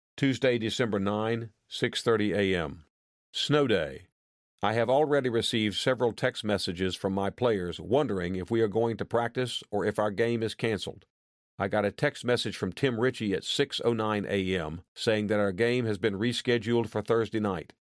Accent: Madison, Wisconsin, United States; I grew up in Madison and went to Madison schools.

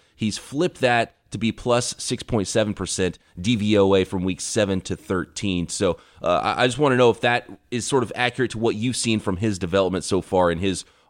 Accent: Central Valley of California, United States; where I grew up in the Central Valley of California.

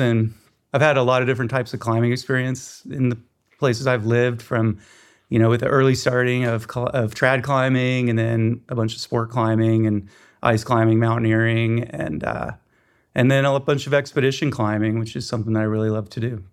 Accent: Chattanooga, Tennessee, United States; now in Bishop, United States; grew up in Chattanooga, Tennessee

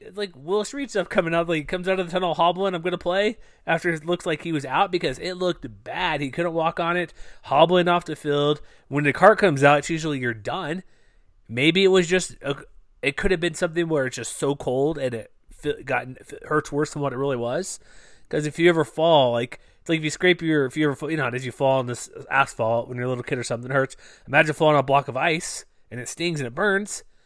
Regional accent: Texas, United States; I'm from Texas

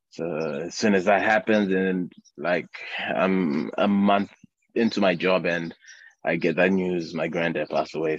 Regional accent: Harare, Zimbabwe; also born or lived in Bulawayo / Hwange; I grew up in Harare, uh, but um, I was born in uh, uh, the second big city, Bulawayo.

